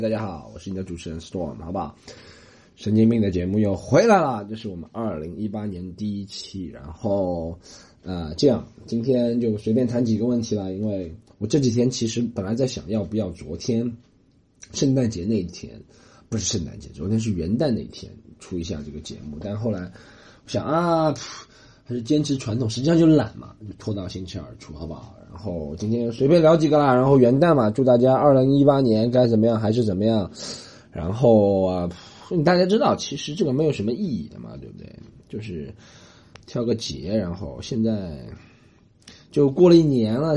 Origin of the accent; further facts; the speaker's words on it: China; moved away; also born or lived in Australia; 我觉得中国人，我们是没什么规矩